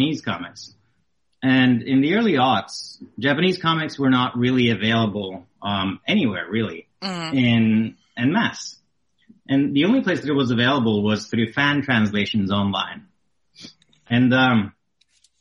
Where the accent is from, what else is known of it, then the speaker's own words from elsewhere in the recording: Norway; moved away as an adult; I'm originally from Norway in Europe